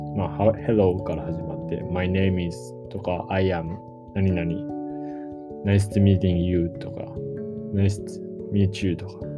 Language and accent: Japanese; Japan; first language Japanese; 日本語って僕たち、まあ、日本人の母語なので